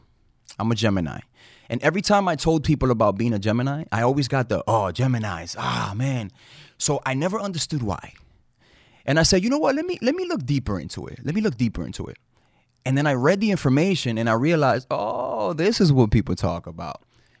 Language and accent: English; Manhattan, New York, United States; And, yeah, I grew up in Uptown Manhattan in Dyckman. So if you're from Dyckman, what's up, y'all?